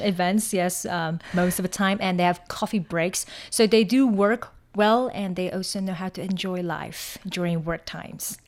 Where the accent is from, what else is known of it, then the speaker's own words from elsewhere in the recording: Taiwan; moved away as an adult; also born or lived in China; now in Hong Kong; growing up in Taiwan